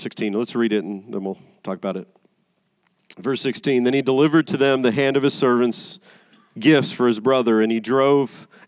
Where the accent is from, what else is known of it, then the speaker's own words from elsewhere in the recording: Las Vegas, Nevada, United States; I'm from Vegas